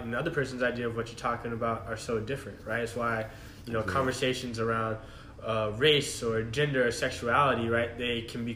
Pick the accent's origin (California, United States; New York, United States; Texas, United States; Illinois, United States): Texas, United States; Austin; moved away as an adult; now in Washington, D.C., United States; I'm from Austin, Texas